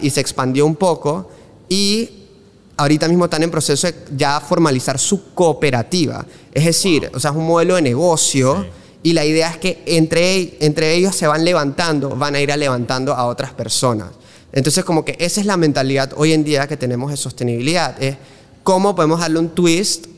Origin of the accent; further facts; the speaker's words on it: Panama City, Panama; moved away as an adult; mi vida en Panamá, mis primeros 18 años de vida, o sea que yo viví aquí toda mi vida